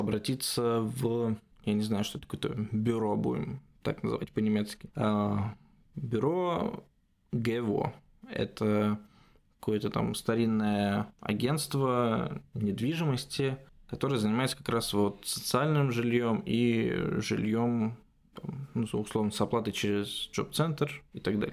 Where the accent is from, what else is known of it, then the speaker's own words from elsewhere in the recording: Russia; moved away as an adult; now in Germany; нет, из России